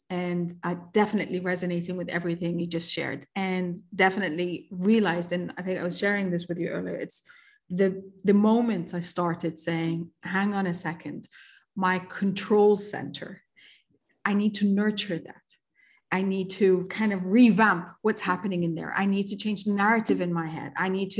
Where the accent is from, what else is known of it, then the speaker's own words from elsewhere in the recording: Kuwait; also born or lived in Egypt; I, as an Egyptian, I was born and raised in Kuwait. So I was a third culture kid from day one. And Kuwait in the Middle East is a very multicultural society